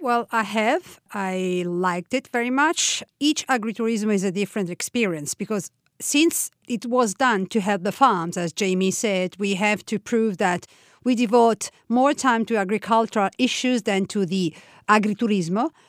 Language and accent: English; Tuscany, Italy; now in Umbria, Italy; I was born in Tuscany, from a half Tuscanian, half, uh, Roman family. I live in Umbria